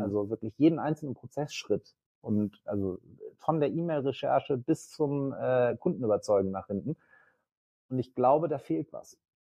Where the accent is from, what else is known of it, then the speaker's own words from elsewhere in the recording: Northern Germany, Germany; also born or lived in Leipzig; bin Norddeutscher